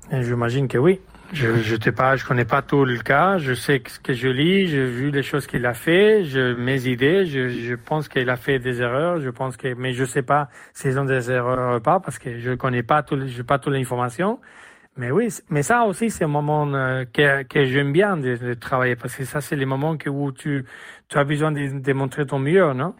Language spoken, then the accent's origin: French; Jerez de la Frontera, Andalusia, Spain; French is a second language; moved away as an adult; also born or lived in Monaco; je suis de Jerez de la Frontera, au sud d'Espagne